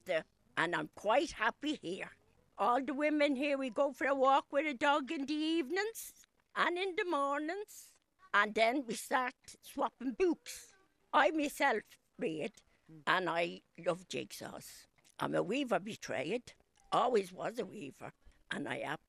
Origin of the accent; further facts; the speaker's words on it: Dublin, Leinster, Ireland; I was born in Kevin Street, in the Liberties. My mum had 7 of us and herself and my dad in one room before we moved to Crumblin.